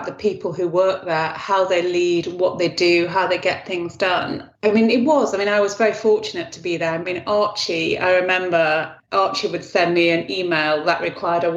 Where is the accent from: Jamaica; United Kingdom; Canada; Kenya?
United Kingdom; Stockport, North West England; also born or lived in Nottingham / Sheffield / Birmingham / Manchester; I am from Stockport in Manchester